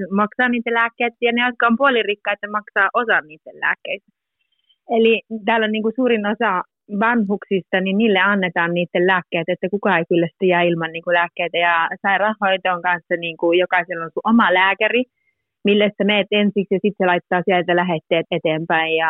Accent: Muurame, Central Finland, Finland; born or raised there; first language Finnish; moved away as an adult; also born or lived in Korpilahti; now in Parma, Italy

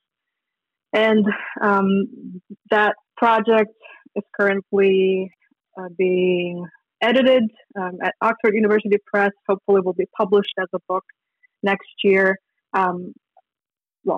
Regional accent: Minsk, Belarus; moved away as an adult; also born or lived in Lithuania; I grew up in Minsk, Belarus

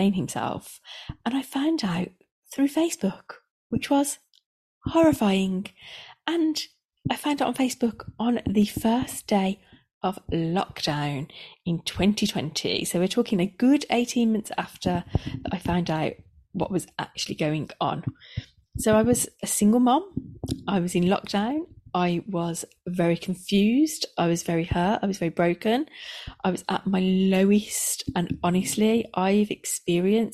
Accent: the Midlands, England, United Kingdom; accent: Midlands; I live in the Midlands, if you hadn't already guessed by my accent

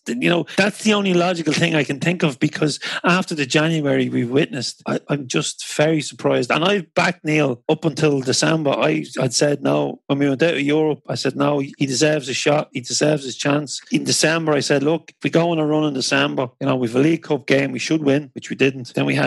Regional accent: Drogheda, Leinster, Ireland; my hometown Drogheda

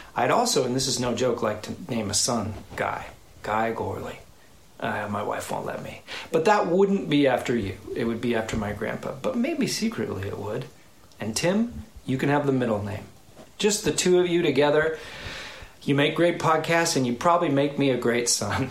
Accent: United States; As an American

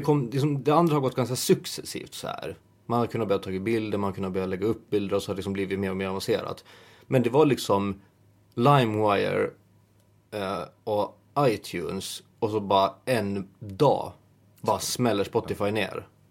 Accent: Åland Islands; moved away; när man är hemma på Åland

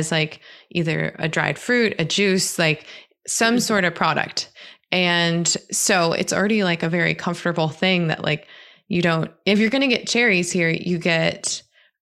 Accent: Southern Michigan, United States; I grew up in Southern Michigan

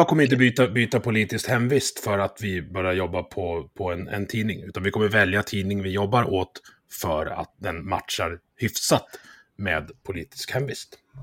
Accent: Dalarna County, Sweden; jag är från Dalarna

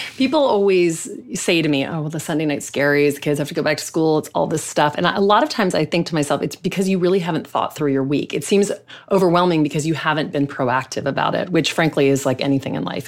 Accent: Louisiana, United States; I grew up in the South. I grew up in Louisiana

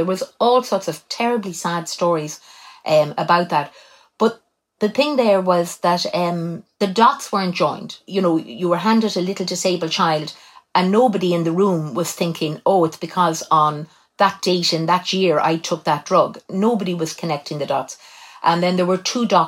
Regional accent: Cobh, Munster, Ireland; I was born in Cove, County Cork, and I was born in October 1961.

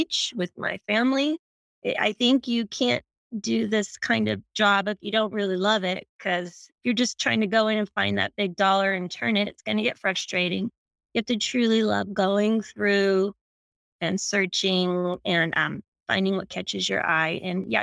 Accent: Anderson, California, United States; moved away as an adult; also born or lived in Sacramento; now in Southern California, United States; I grew up in Northern California, a little town called Anderson

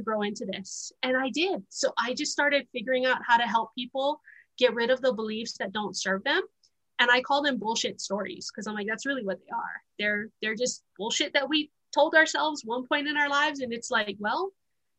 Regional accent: Honolulu, Hawaii, United States; moved away; also born or lived in Wyoming; I was born and raised in Honolulu, Hawaii

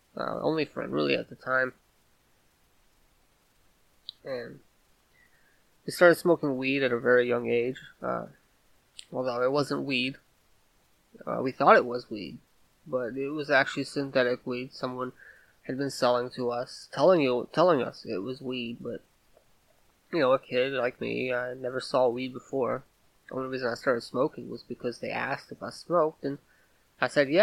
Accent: Vidor, Texas, United States; now in Louisiana, United States; I grew up in Texas, a small town, a small, mostly white town called Vidor, Texas.

